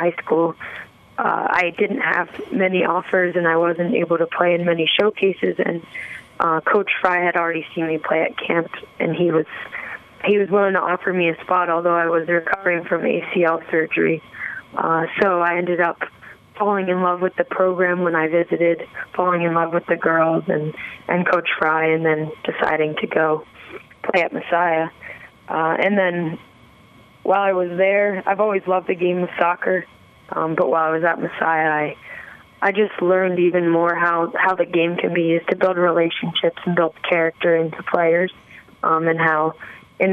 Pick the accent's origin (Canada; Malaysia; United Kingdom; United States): United States; New Jersey; I grew up in New Jersey